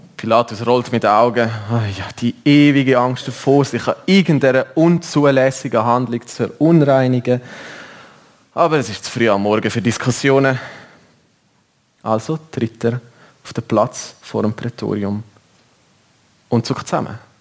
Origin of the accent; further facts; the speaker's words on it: Switzerland; bei uns in der Schweiz